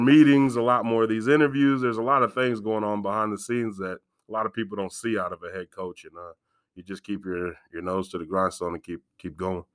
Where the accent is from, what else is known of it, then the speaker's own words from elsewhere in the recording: Galesburg, Illinois, United States; I was born and raised in Galesburg